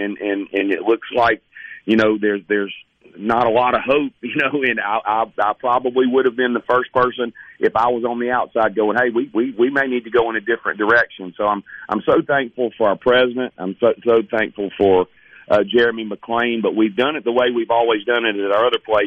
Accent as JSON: {"language": "English", "town": "Hattiesburg", "region": "Mississippi", "country": "United States", "tie": "born or raised there", "said": "I have the rare blessing of growing up in Hattiesburg"}